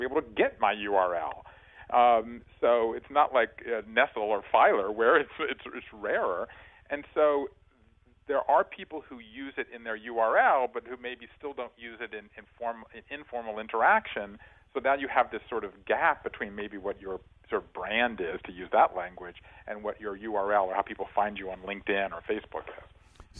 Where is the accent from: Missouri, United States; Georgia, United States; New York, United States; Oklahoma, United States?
Georgia, United States; Savannah; now in Brooklyn, United States; I live in Brooklyn now, but I'm from Savannah, Georgia